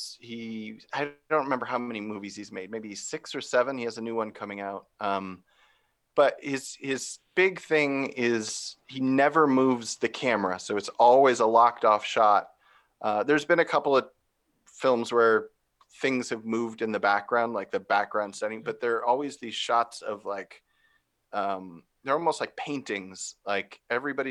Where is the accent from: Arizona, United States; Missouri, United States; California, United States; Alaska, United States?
Arizona, United States; Phoenix; I grew up in Arizona, in Phoenix